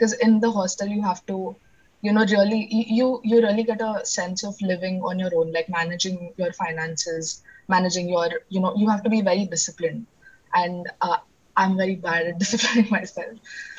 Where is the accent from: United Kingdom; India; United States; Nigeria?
India; Pune, Maharashtra; English is a second language; And I'm from Pune.